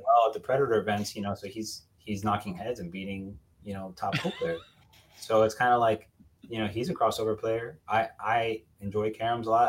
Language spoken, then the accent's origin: English; Miami, Florida, United States; I'm from Miami originally